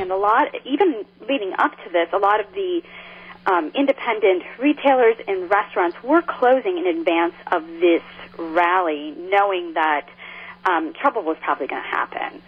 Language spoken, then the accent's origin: English; the North, United States; now in Charlottesville, United States; me being a transplant and growing up in the North